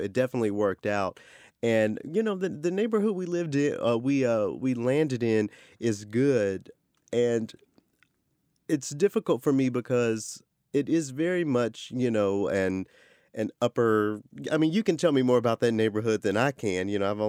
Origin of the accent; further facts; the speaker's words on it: the South, United States; You know, I'm a Southerner, so